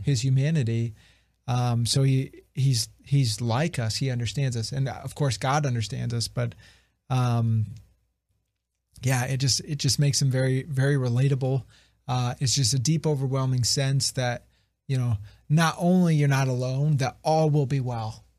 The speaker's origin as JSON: {"language": "English", "region": "Ohio", "country": "United States", "tie": "born or raised there", "said": "I'm from Ohio, not, uh, from the West Coast."}